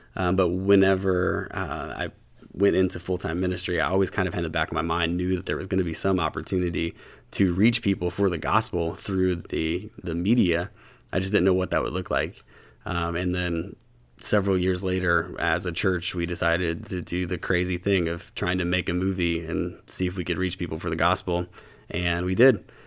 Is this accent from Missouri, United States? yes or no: no; Huntington, West Virginia, United States; now in Louisville, United States; I grew up, um, in Huntington, West Virginia